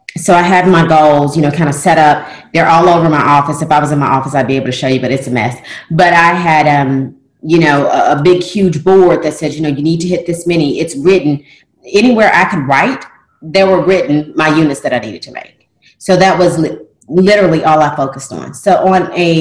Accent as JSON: {"language": "English", "region": "Tennessee", "country": "United States", "moved": "yes", "lives_now": "Louisiana, United States", "said": "I'm not from Louisiana. I'm from Tennessee"}